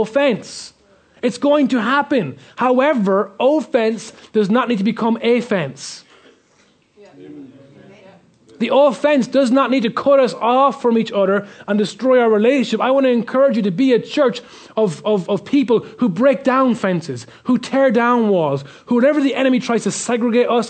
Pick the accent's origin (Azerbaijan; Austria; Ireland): Ireland; being Irish